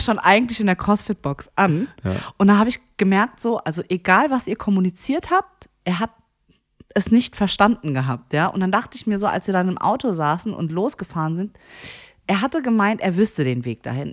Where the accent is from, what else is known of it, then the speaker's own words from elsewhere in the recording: Frankfurt, Hesse, Germany; Nee, nee, eigentlich Frankfurt. Nee, eigentlich Bockenheim.